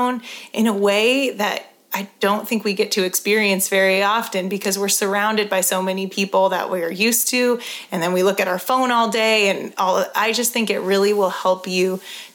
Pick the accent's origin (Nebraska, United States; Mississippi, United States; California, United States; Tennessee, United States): California, United States; now in Colorado, United States; I'm from California, you know, I live in Colorado